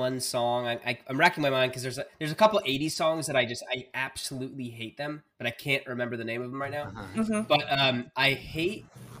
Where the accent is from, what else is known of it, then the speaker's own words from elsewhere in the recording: Florida, United States; I grew up in Florida too